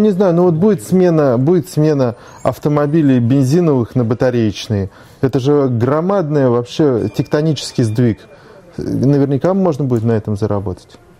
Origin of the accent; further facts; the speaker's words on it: Moscow, Russia; also born or lived in Saint Petersburg; я э, родился в Москве в 1974 году. Нет, формально я появился на свет в Санкт-Петербурге